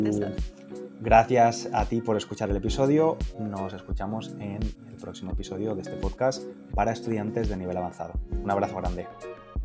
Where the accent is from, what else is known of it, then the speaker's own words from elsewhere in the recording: Valencia, Valencian Community, Spain; yo soy de Valencia